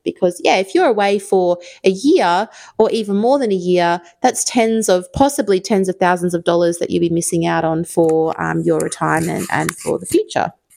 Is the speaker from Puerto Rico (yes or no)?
no; Perth, Western Australia, Australia; moved away as an adult; also born or lived in London; I'm from Perth.